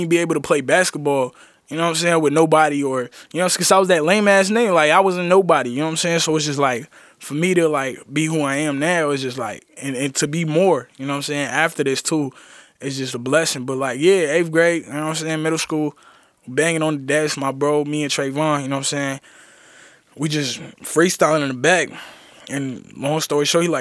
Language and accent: English; Roanoke, Virginia, United States; being from a small city called Roanoke, you know what I'm saying? Like, I tell people I'm from Roanoke, Virginia